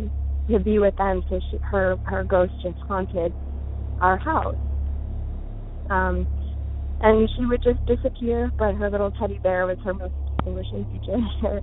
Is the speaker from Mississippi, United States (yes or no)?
no; Uniontown, Ohio, United States; I grew up in Uniontown, Ohio